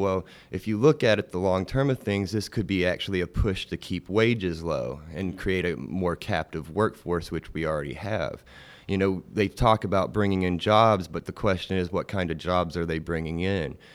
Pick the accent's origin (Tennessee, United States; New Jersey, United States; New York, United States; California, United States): Tennessee, United States; Chattanooga; I grew up in Chattanooga. I wasn't born here, but, uh, as a young infant, I was moved here